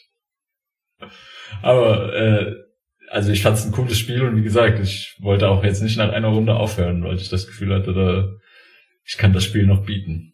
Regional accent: Saarland, Germany; Bei uns im Saarland

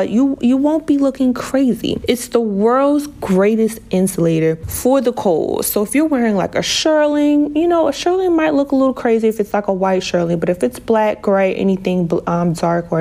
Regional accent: New Jersey, United States; also born or lived in Miami / Las Vegas; I am from New Jersey. I've been born and raised in New Jersey

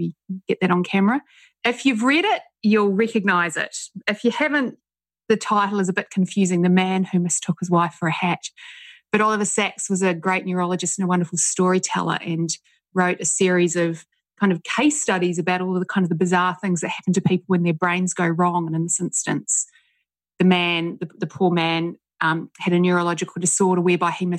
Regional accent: Christchurch, Canterbury, New Zealand; moved away as an adult; now in Sydney, Australia; I grew up in Christchurch, New Zealand

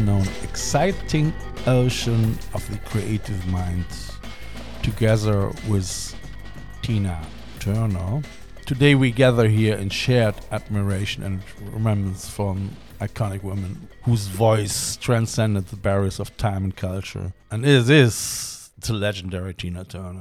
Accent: Cologne, North Rhine-Westphalia, Germany; Cologne is my hometown

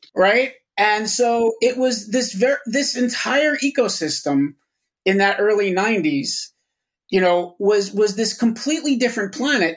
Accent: Yonkers, New York, United States; I grew up in Yonkers with a shitload of record stores around me

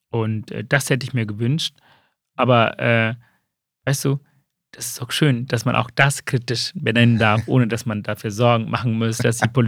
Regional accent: Hamburg, Germany; Also ich komme ja aus dem Haus Sozialdemokrat, ich bin mhm. Hamburger.

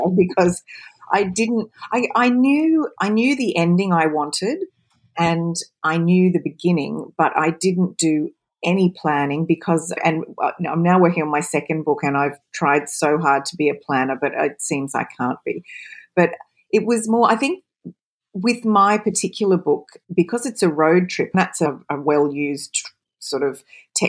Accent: Australia; accent: Australian; also born or lived in United Kingdom; You can probably tell from my accent I'm Australian, but I lived between the UK and Australia for so many years

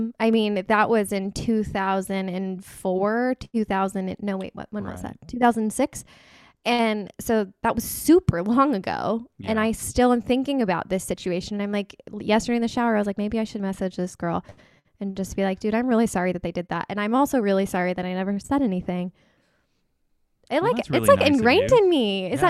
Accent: Houston, Texas, United States; These are cities in Texas, by the way. We're both originally from the Houston area, so we have a lot of Houston connections.

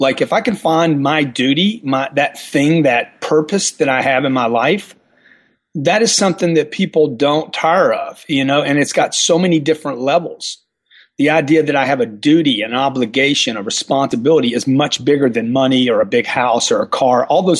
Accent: Louisiana, United States; I'm a self-made guy. I came from Louisiana.

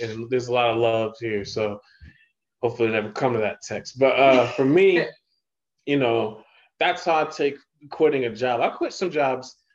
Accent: Ohio, United States; now in New York, United States; growing up in Ohio

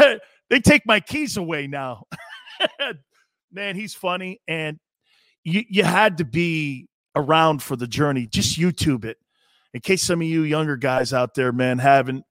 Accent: United States; us as Americans

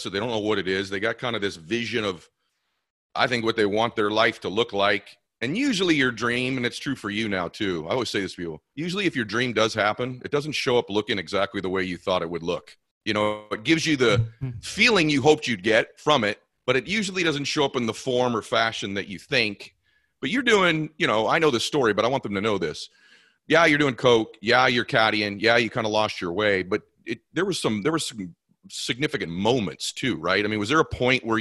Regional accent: Boston, Massachusetts, United States; moved away as an adult; now in Los Angeles, United States; we're both from Boston area

